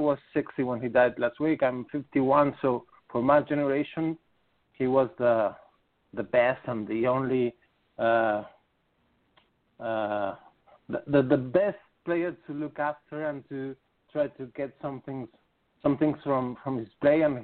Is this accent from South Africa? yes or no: no; Argentina